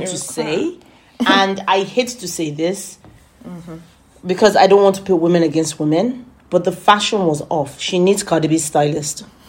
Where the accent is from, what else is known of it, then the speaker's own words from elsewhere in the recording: United Kingdom; we're British